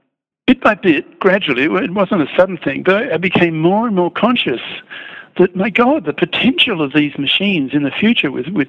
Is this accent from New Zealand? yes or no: no; Australia; also born or lived in England / Netherlands / Belgium / Japan; now in China; I grew up in Australia and then England, Holland, Belgium, Japan, America, and China.